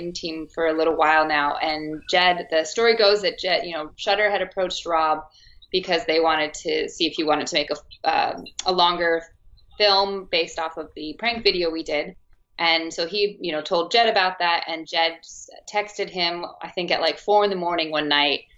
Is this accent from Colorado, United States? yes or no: no; Arizona, United States; accent: American; moved away as an adult; also born or lived in Los Angeles, United States; now in United Kingdom; I am American. I am originally from Arizona, but I came out here in 2014 to do my master's at the Royal Central School of Speech and Drama